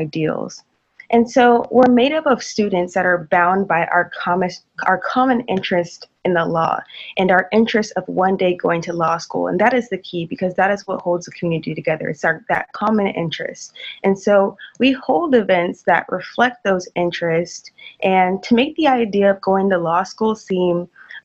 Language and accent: English; Tulsa, Oklahoma, United States; moved away as an adult; now in Waco, United States; I'm from Tulsa, Oklahoma